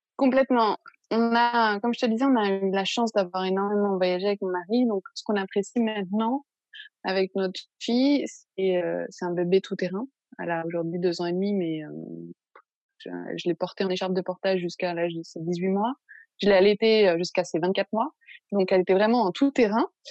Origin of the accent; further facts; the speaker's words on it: Paris, Île-de-France, France; moved away as an adult; now in Marseille, France; je suis originaire de Paris